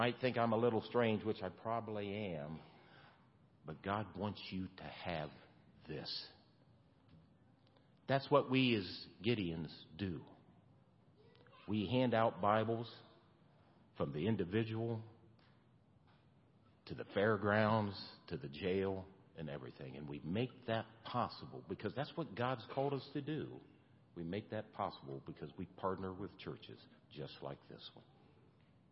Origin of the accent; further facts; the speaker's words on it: Shelby County, Ohio, United States; I'm from the Shelby County area